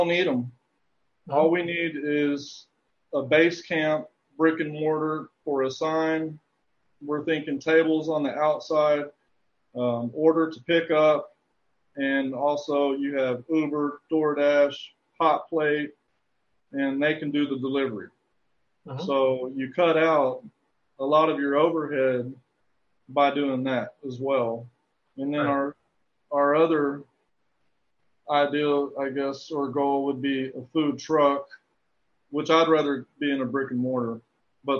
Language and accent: English; Texas, United States; heavily influenced by being a Texan